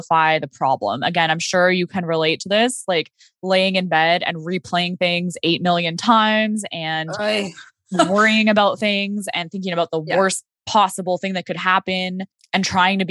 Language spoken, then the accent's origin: English; Okanagan, British Columbia, Canada; moved away; I went back to the Okanagan where I'm from